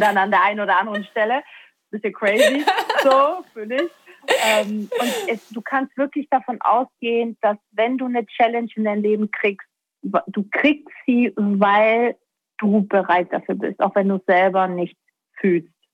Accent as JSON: {"language": "German", "region": "Baden-Württemberg", "country": "Germany", "tie": "born or raised there", "also_born_or_lived": "Stuttgart", "said": "Ich komme aus Baden-Württemberg oder bin da aufgewachsen"}